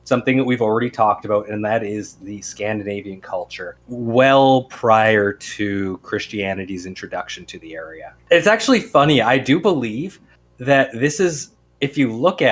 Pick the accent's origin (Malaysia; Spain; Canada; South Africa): Canada; we're Canadian.